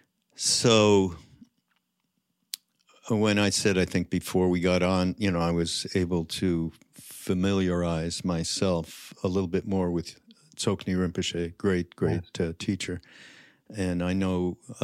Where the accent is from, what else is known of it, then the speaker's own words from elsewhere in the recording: Montreal, Quebec, Canada; I'm from, Montreal.